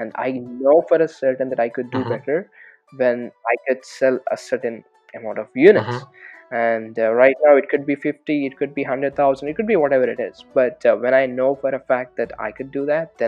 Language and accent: English; Hyderabad, Telangana, India; moved away as an adult; also born or lived in California; now in United States; I'm from Hyderabad